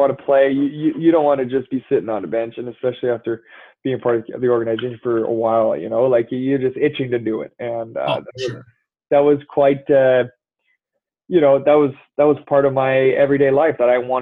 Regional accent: just outside Montreal, Quebec, Canada; I grew up just outside Montreal

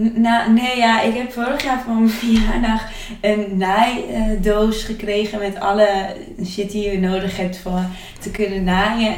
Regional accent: Twente, Overijssel, Netherlands; accent: Twents; mijn Twents accent

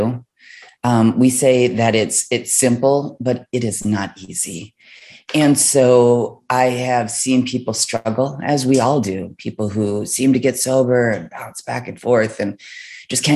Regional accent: Midwest, United States; I was raised in the Midwest

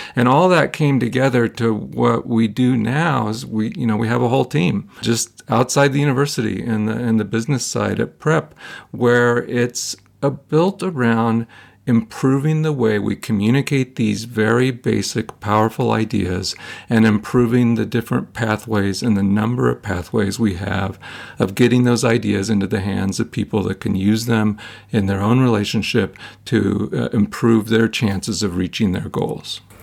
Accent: Ohio, United States; I'm from Ohio. Okay, I'm a, I'm a kid from Ohio.

